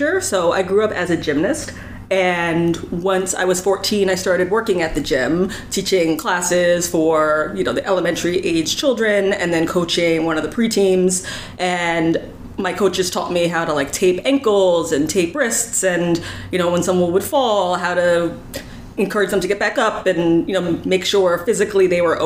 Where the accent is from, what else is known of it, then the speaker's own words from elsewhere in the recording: Northern New Jersey, United States; moved away as an adult; now in New York City, United States; I'm from Northern New Jersey originally, but I've been living in New York City for the last 18 years or so